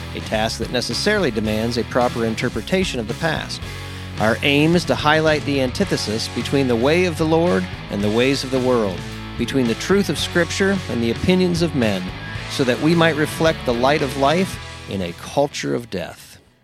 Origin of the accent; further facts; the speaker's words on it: Pennsylvania, United States; moved away; I grew up in Pennsylvania.